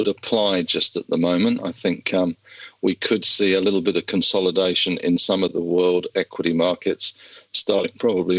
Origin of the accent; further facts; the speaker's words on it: Australia; but we are Australian, we have the ASX